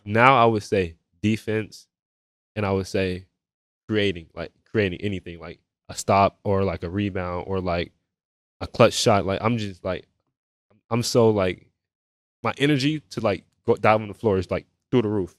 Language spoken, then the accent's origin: English; Melbourne, Florida, United States; also born or lived in Georgia; a young man from Melbourne, Florida